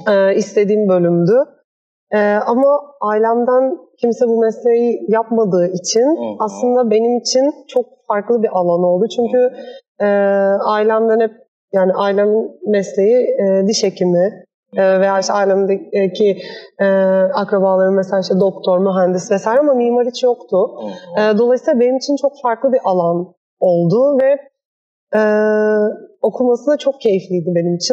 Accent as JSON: {"language": "Turkish", "region": "Istanbul", "country": "Turkey", "tie": "born or raised there", "said": "E, ben 1989 doğumluyum. Hmm. E, İstanbul'da büyüdüm. E, Vefa Lisesi mezunuyum."}